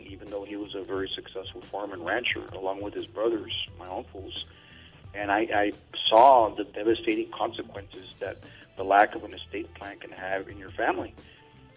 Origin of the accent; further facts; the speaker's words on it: Laredo, Texas, United States; I grew up in Laredo, Texas, which is on the border, in a bilingual, bicultural community